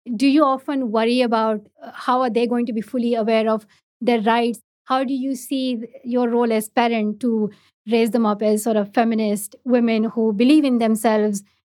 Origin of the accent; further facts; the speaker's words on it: Pakistan; first language Pashto; English is a second language; I learned English in Urdu, not in my own mother tongue, not in Pashto, but in Urdu. It's just the education structure in Pakistan